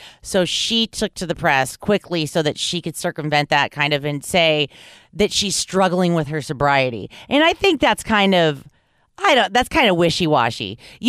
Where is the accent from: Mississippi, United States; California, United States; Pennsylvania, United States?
California, United States; Los Angeles; But growing up in Hollywood, you gotta look both ways and whisper if you're even gonna say the word, because there's so many of them.